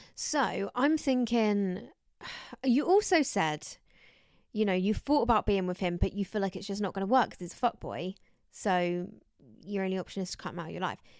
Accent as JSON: {"language": "English", "country": "United Kingdom", "said": "I'm British, but I'm a little bit Spanish somewhere"}